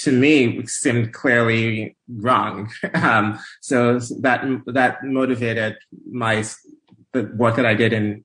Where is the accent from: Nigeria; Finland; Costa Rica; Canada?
Nigeria; moved away as an adult; now in United States; I'm originally Nigerian. I grew up in Nigeria. And I moved to the U.S. For college